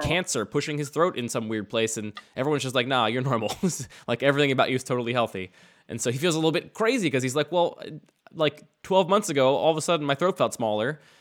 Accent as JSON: {"language": "English", "area": "outside of Philadelphia", "region": "Pennsylvania", "country": "United States", "tie": "born or raised there", "said": "I grew up outside of Philadelphia"}